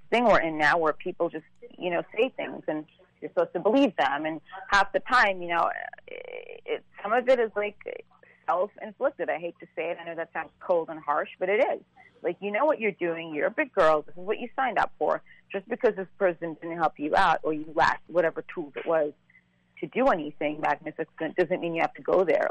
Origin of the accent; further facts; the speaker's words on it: New York, United States; also born or lived in Saint Croix, U.S. Virgin Islands / London; we left when I was three, and I grew up in New York